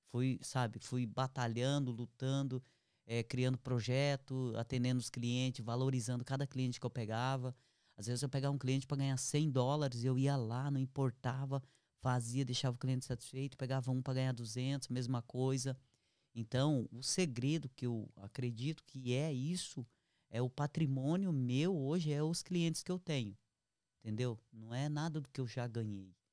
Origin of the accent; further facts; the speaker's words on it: Brazil; moved away as an adult; now in Canada; porque eu vim do Brasil, eu fechei o que eu tinha e vendi uma parte do que eu tinha e acabei pagando tudo e saí do Brasil sem caixa. Eu saí assim para ir trabalhar mesmo em outro país, é, no Canadá